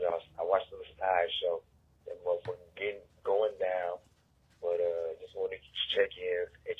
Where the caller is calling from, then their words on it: Milwaukee, Wisconsin, United States; From the Midwest. In the Midwest, I'm coming from Milwaukee.